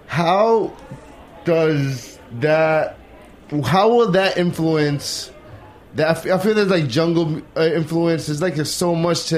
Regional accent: United States; As an American

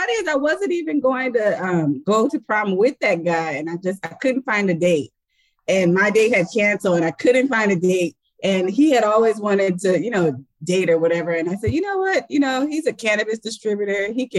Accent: Claremont, California, United States; I'm from Claremont, California. And so like we lived at the bottom of Claremont

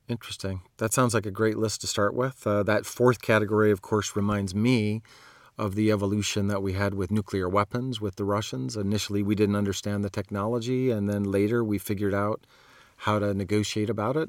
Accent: Montana, United States; I grew up in Montana

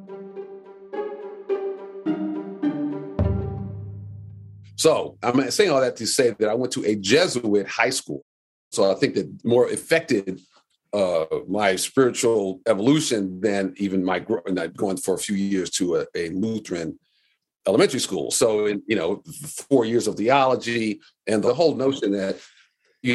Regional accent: Detroit, Michigan, United States; I grew up in Detroit in the 60s and 70s

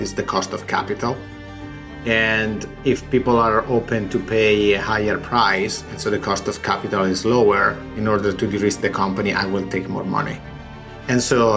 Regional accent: Italy; accent: Italian; English is a second language; moved away as an adult; now in United States; I have, you know, my accent, I'm Italian

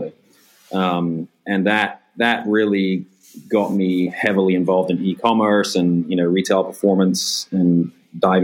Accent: England, United Kingdom; now in United States; I grew up in England

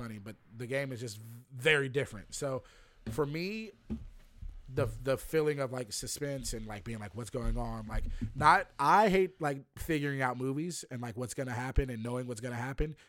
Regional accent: Lynchburg, Virginia, United States; I'm from Lynchburg, Virginia

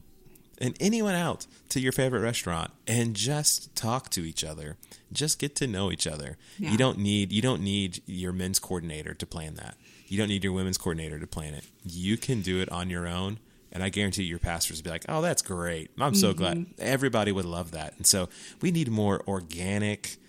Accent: Houston, Texas, United States; growing up in Texas, growing up in Houston, growing up in a Southern Baptist church

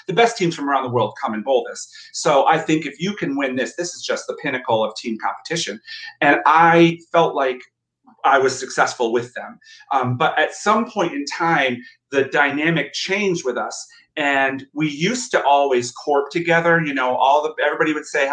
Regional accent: Plattsburgh, New York, United States; I'm from Plattsburgh, and you know, Rochester and Plattsburgh are like 6 hours, 7 hours apart.

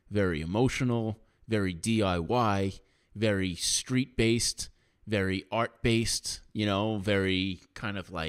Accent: New York, United States; I'm from New York.

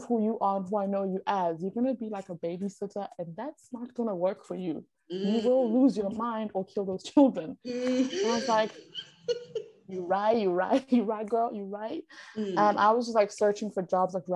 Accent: South Africa; moved away as an adult; now in China; as a South African

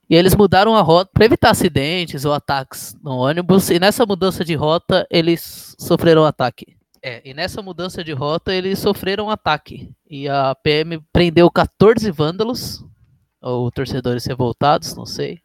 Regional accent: Brazil; principalmente como brasileiro

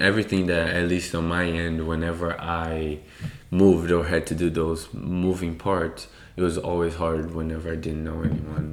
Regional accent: São Paulo, Brazil; moved away as an adult; also born or lived in Washington, United States; now in United States; I'm from Brazil, Sao Paulo. Um, I grew up in a very, very poor area of Brazil.

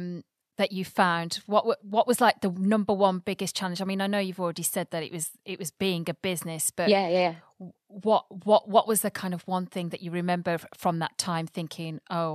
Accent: England, United Kingdom; now in Bristol, United Kingdom; because I'm somebody that comes from the Midlands and I try quite hard to hide my actual accent.

